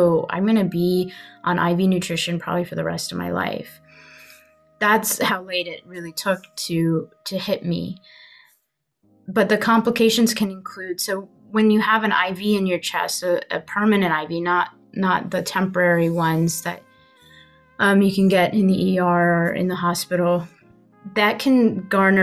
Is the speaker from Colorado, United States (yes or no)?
no; Huntsville, Alabama, United States; I was born in Huntsville